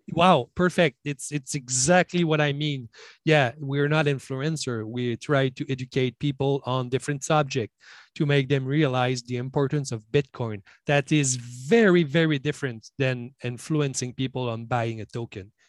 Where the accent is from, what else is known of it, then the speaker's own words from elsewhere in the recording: Quebec, Canada; English is a second language; I'm from Quebec.